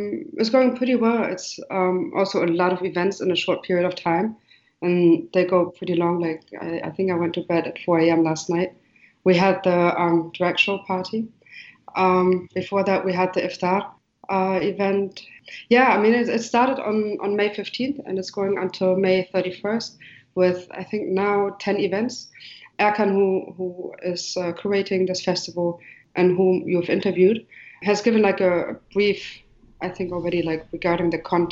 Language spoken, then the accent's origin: English; Marrakesh, Marrakesh-Safi, Morocco; Nina is from Berlin, and I'm from Marrakech or Morocco. So that gives the broad idea. When you go into the space, you see the elements of Morocco and also the GDR, like East Germany.